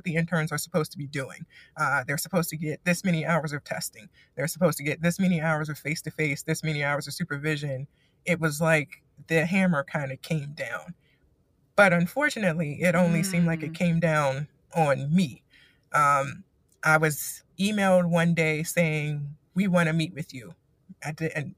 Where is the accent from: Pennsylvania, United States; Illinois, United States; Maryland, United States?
Maryland, United States; moved away as an adult; I am from Maryland